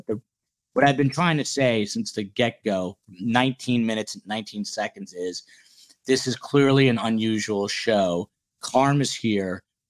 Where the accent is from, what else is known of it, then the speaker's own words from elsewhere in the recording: New Jersey, United States; now in Florida, United States; We're from New Jersey.